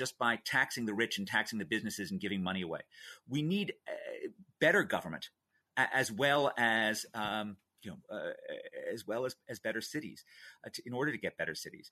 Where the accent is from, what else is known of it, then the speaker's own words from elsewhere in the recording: New York City, New York, United States; I was a kid growing up in New York City